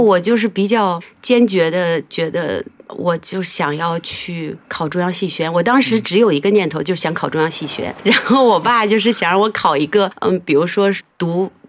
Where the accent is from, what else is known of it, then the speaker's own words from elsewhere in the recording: Handan, Hebei, China; moved away as an adult; also born or lived in Beijing; 我是在河北邯郸长大的